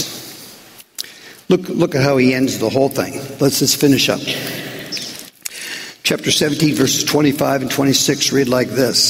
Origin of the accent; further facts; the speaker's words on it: United States; being American